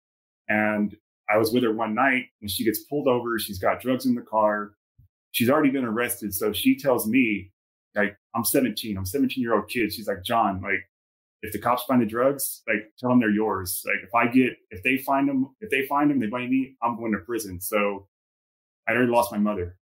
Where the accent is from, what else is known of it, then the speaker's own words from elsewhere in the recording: San Antonio, Texas, United States; moved away; also born or lived in Southern California; I was born and raised in San Antonio, Texas